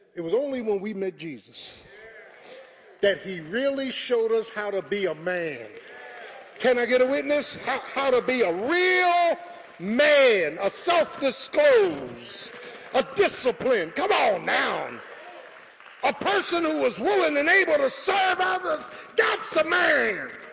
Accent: Philadelphia, Pennsylvania, United States; I was from South Philly

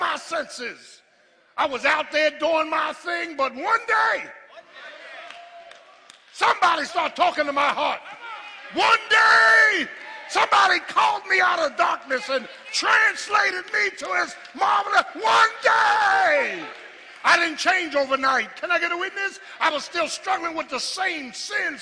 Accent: Philadelphia, Pennsylvania, United States; I grew up in South Philly with boys on the corner

